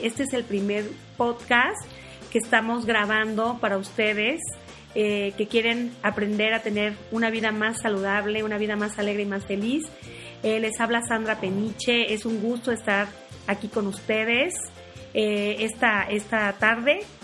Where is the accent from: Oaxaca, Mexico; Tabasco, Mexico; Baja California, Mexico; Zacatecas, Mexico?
Tabasco, Mexico; now in Mexico City, Mexico; nací en Tabasco, pero tengo 22 años viviendo en la Ciudad de México.